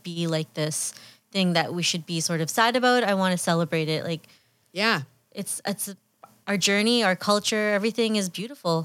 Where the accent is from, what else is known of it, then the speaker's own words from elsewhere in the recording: Fiji; now in Canada; I can say I'm Fijian because I was actually born there.